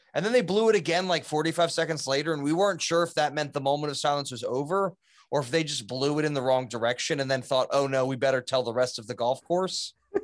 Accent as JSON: {"language": "English", "region": "Mississippi", "country": "United States", "said": "I'm from Mississippi."}